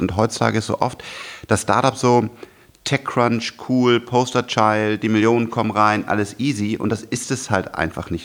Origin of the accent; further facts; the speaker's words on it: Germany; ich bin auch Deutscher